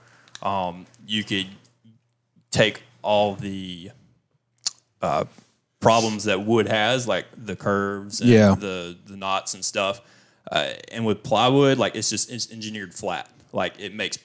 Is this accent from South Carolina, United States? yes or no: yes; Fair Play, South Carolina, United States; I'm from Fairplay, South Carolina, where I was growing up, where I grew up